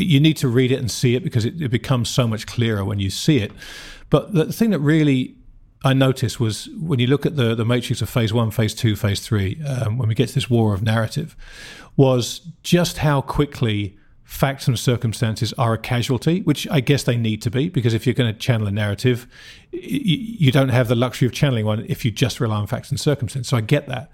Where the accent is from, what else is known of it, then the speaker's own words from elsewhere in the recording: United Kingdom; now in United States; my home country, in the UK